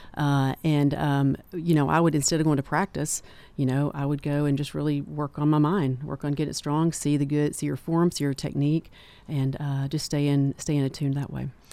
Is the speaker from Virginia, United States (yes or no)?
no; Manchester, Tennessee, United States; also born or lived in Knoxville, Tennessee; I'm from Manchester and, uh, also started the Tullahoma Clinic